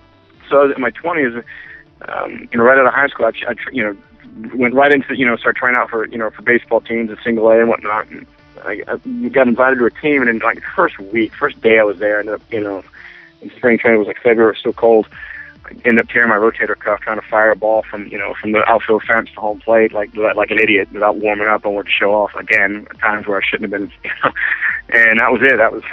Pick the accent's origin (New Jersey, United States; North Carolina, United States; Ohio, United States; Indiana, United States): North Carolina, United States; Greensboro; also born or lived in Roanoke, Virginia; I was born in Roanoke, Virginia, and then kind of lived there for a few years. And then mainly, the young person in my life that lived in, we moved to Greensboro, North Carolina